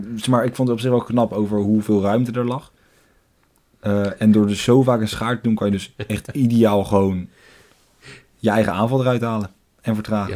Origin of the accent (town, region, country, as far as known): Netherlands